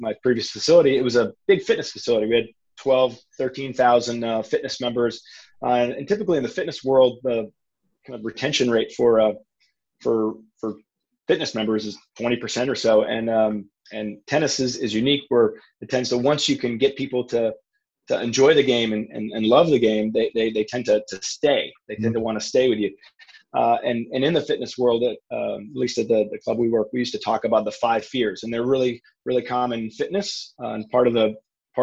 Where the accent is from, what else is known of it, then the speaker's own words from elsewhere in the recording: Maine, United States; moved away as an adult; also born or lived in Richmond, Virginia; now in Orlando, United States; I grew up in Maine, an area where tennis isn't really big